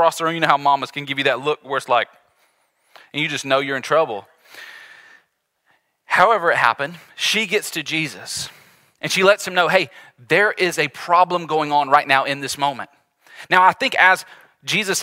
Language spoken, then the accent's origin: English; the South, United States; we grew up in the South, Southerners here